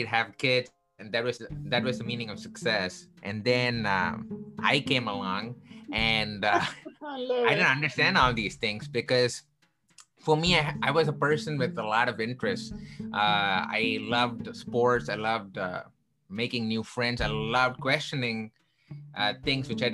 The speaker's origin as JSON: {"language": "English", "town": "Chennai", "region": "Tamil Nadu", "country": "India", "tie": "born or raised there", "moved": "yes", "lives_now": "Chicago, United States", "said": "I grew up in the southern part of India from a place called Chennai"}